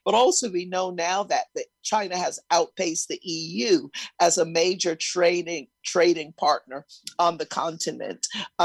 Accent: Barbados; my home country, Barbados

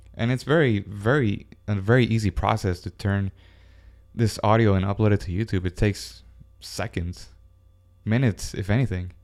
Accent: Houston, Texas, United States; I born and raised in Houston, Texas, 1991

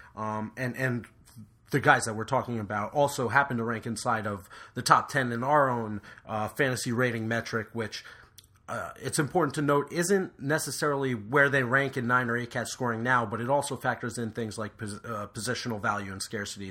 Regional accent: West Orange, New Jersey, United States; he's from my hometown. So shout out to West Orange, New Jersey

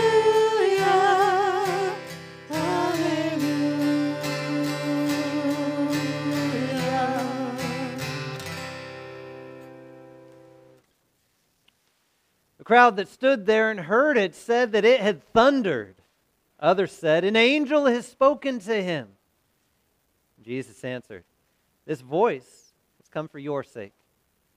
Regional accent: Southern California, United States; also born or lived in St. Louis; Growing up in Southern California

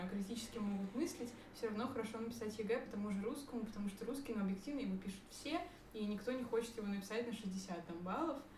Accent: Moscow, Russia; А сейчас я из Москвы

